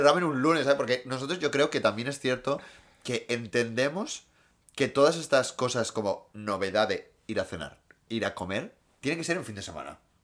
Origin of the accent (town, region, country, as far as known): Gijón, Asturias, Spain